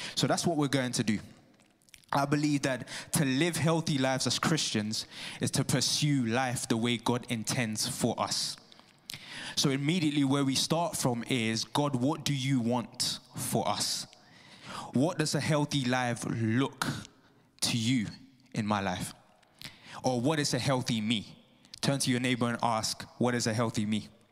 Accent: Ghana; moved away; I'm from Ghana

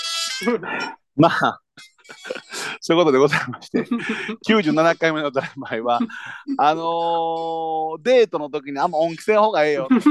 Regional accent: Kyoto, Japan; 京都の方、いや、 京都ですよ

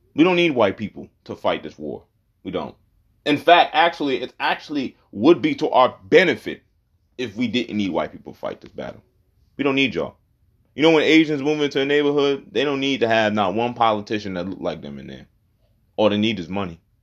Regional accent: Charlotte, North Carolina, United States; when I grew up in Charlotte, we lived in the same neighborhood as Mexicans

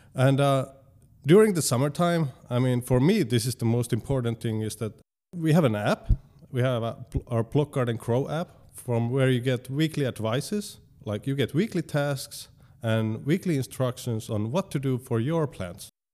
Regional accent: Tampere, Pirkanmaa, Finland; I live in Hervanta

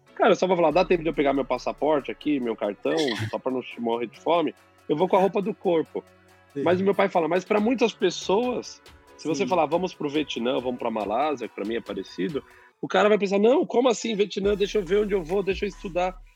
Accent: São Paulo, Brazil; cresci em São Paulo

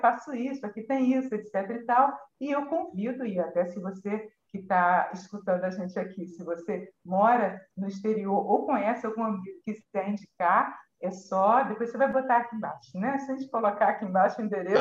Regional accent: Brazil

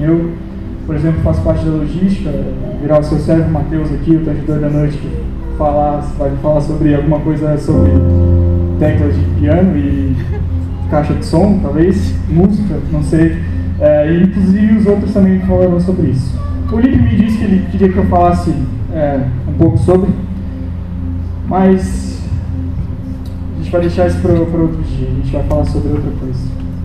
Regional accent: Blumenau, Santa Catarina, Brazil; nasci aqui em Blumenau, sou natural de Blumenau

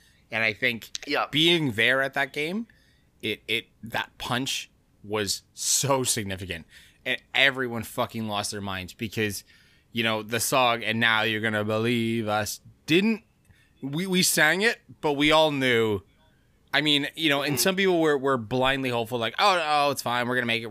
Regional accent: Canada; It's, as a Canadian, it's kind of fucked.

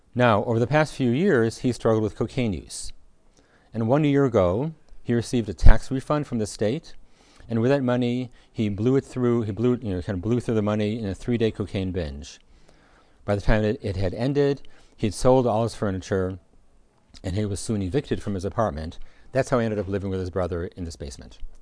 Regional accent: United States; as, as American

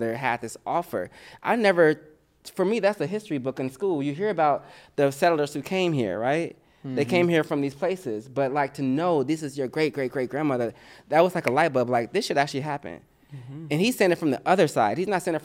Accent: Indianapolis, Indiana, United States; now in Los Angeles, United States; I growing up in Indiana

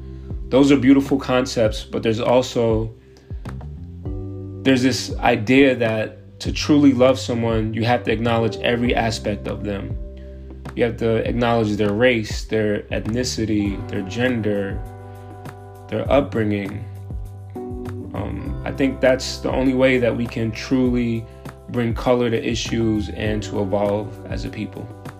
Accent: South Florida, United States; also born or lived in New York / Denver; now in Atlanta, United States; I'm originally from New York. I was raised in South Florida and lived in Denver for 8 years before moving here in the fall of 2015. I know it's been 7 years, but I still don't know Atlanta like I should

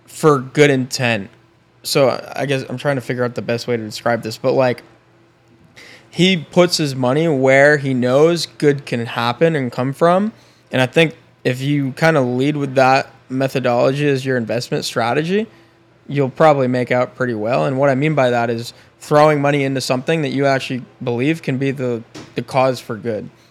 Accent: Binghamton, New York, United States; born or raised there; now in Tampa, United States

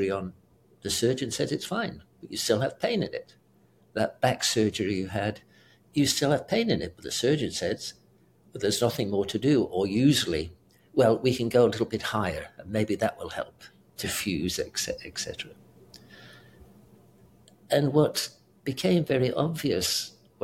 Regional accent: United Kingdom; accent: British; moved away; also born or lived in South Africa / Houston / Seattle; I'm British as well

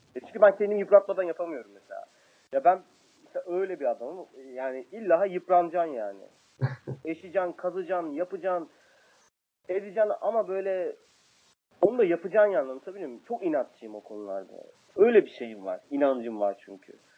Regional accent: Kayseri Province, Turkey; Ben Kayseriyeliyim

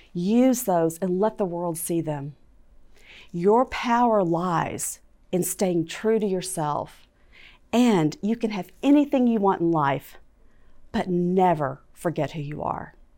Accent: Fort Worth, Texas, United States; I was growing up in Fort Worth, Texas

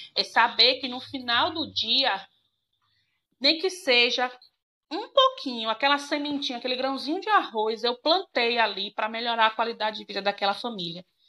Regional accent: Jacobina, Bahia, Brazil; vim para minha cidade natal, Jacobina, e aí pedi transferência para cá.

